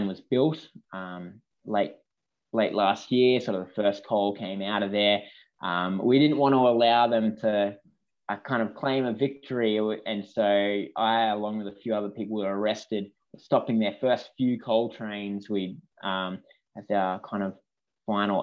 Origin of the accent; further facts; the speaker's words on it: Mudgee, New South Wales, Australia; I grew up in Mudgee in Central West New South Wales